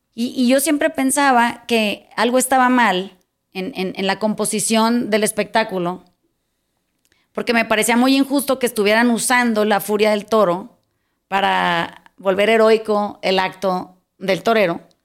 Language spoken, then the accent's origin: Spanish; Mazatlán, Sinaloa, Mexico; cuando era chiquita, cuando era en Mazatlán hay una plaza de toros